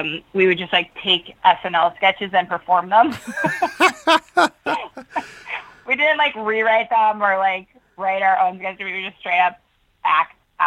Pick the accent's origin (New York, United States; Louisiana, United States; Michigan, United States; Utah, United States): New York, United States; Patchogue; moved away as an adult; also born or lived in North Shore, Long Island; now in Los Angeles, United States; I grew up in Patchogue near the Gateway Playhouse